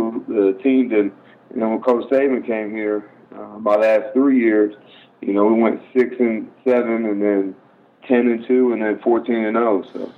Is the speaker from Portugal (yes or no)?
no; Philippines; born there; Yeah, I was born in the Philippines, and, you know, my mom was in the Air Force, so we moved around quite a bit.